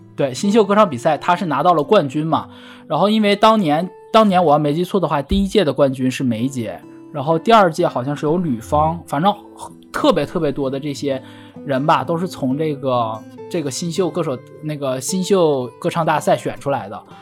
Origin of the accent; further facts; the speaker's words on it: Northeast China, China; 我东，东北人说粤语说得不标准